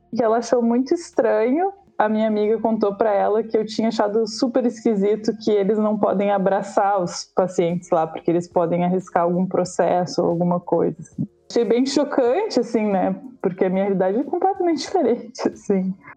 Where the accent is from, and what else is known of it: Brazil